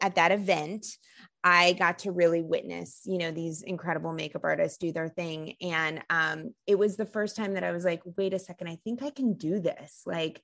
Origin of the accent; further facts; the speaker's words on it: New Jersey, United States; I'm from the East Coast. I'm from New Jersey, and growing up in the 90s